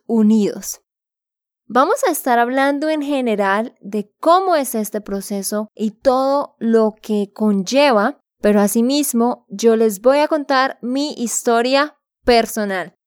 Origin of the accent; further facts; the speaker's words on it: Santander, Colombia; moved away; de Santander, Colombia.